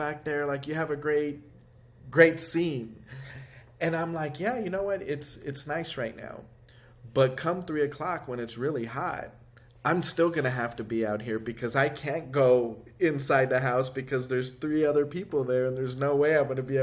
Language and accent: English; United States; I grew up in Highland Park